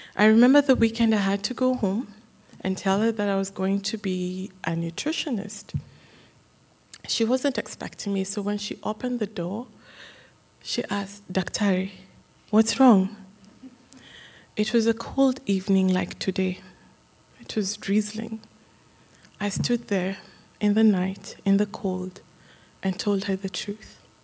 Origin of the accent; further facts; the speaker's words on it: Kenya; Growing up in Kenya